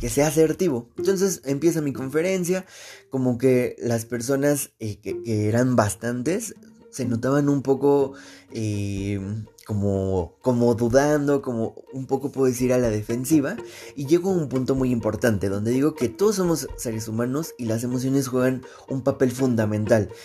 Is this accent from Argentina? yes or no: no; Mexico; nosotros eh, como mexicanos